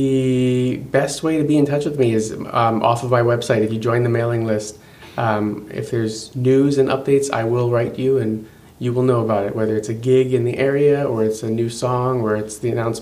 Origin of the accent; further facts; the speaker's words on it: Baltimore, Maryland, United States; my hometown of Baltimore